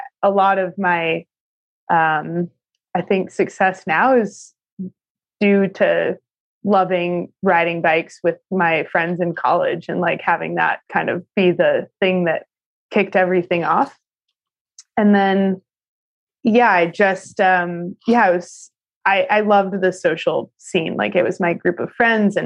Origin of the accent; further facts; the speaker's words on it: Albuquerque, New Mexico, United States; I grew up in Albuquerque, New Mexico